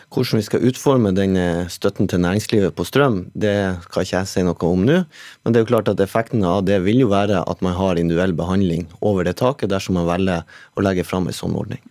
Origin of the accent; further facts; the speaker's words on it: Northern Norway, Norway; Jeg er jo sjøl fra Nord-Norge